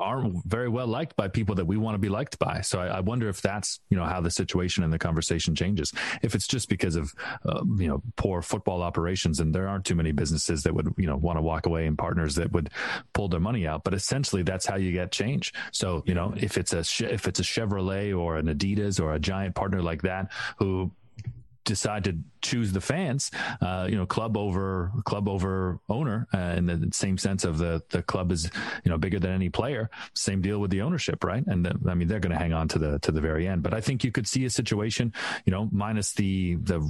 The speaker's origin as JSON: {"language": "English", "country": "Canada", "said": "As a Canadian"}